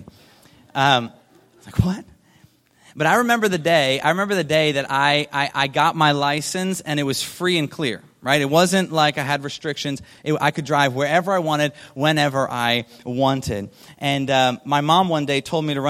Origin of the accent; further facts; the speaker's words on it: Delaware, United States; I grew up in Delaware on the East Coast.